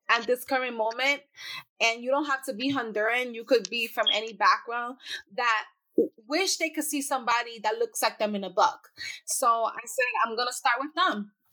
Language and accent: English; New York City, New York, United States; I grew up in the Bronx